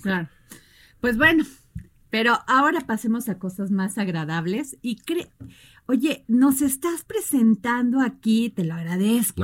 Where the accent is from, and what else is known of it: Mexico